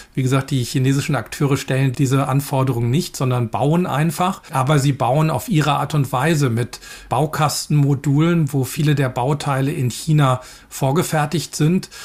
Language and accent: German; Germany; insbesondere als Deutsche